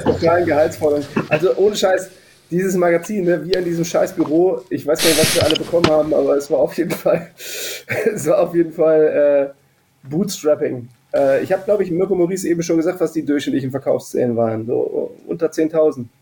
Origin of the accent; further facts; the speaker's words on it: Hennef, North Rhine-Westphalia, Germany; Ich bin allerdings in Hennef aufgewachsen